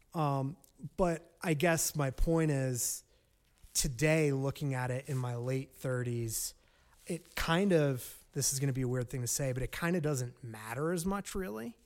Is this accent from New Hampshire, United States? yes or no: no; New Jersey, United States; moved away; I grew up in North Jersey. I'm a Jersey boy